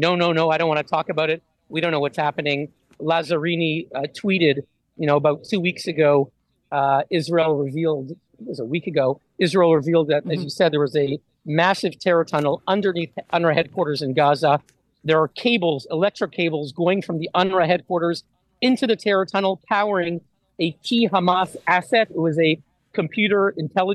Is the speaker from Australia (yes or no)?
no; Montreal, Quebec, Canada; moved away as an adult; now in Geneva, Switzerland; I'm based in Geneva. I grew up in Montreal.